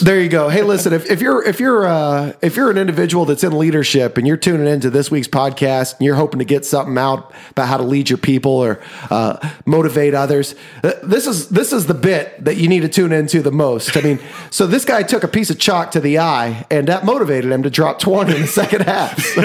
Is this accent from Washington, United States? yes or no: no; Osawatomie, Kansas, United States; we grew up in Osawatomie, Kansas